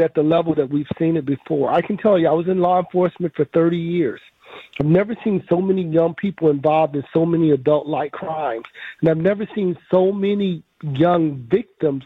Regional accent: Memphis, Tennessee, United States; now in Milwaukee, United States; I grew up in Memphis, Tennessee

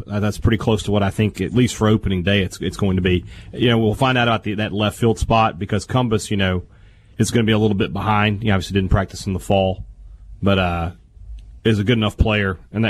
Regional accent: Vicksburg, Mississippi, United States; he's from my hometown of Vicksburg

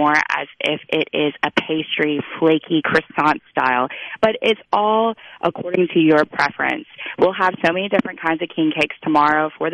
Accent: Biloxi, Mississippi, United States; now in New Orleans, United States; I grew up having so much king cake in my life on the Gulf Coast

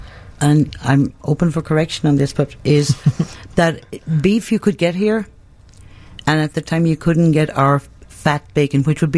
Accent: Galway, Connacht, Ireland; moved away as an adult; now in Chicago, United States; I'm from Galway, Ireland, the west coast.

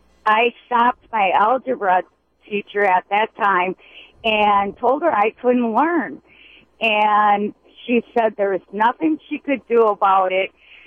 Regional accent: Milwaukee, Wisconsin, United States; now in West Bend, United States; I went to Milwaukee Public Schools growing up, and probably about 1979, I was integrated from James Madison to Washington High School.

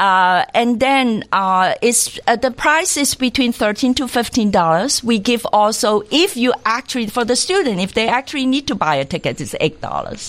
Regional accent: Hong Kong; I grew up in Hong Kong

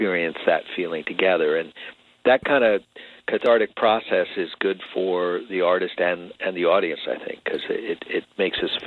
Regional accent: Long Island, New York, United States; moved away as an adult; now in California, United States; back when I was growing up on Long Island

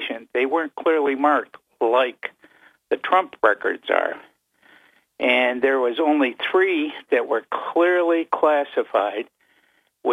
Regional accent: Utica, New York, United States; now in Binghamton, United States; I'm originally from Utica

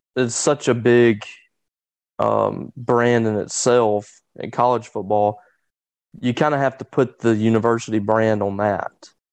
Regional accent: Louisville or Ackerman, Mississippi, United States; in my hometown like either in Louisville or Ackerman

